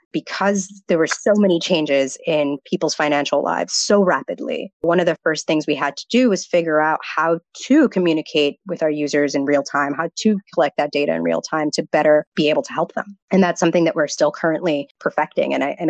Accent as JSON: {"language": "English", "region": "the South", "country": "United States", "said": "he's a first gen, I'm first gen, and we're both from the South. So there wasn't very many of us on the campus."}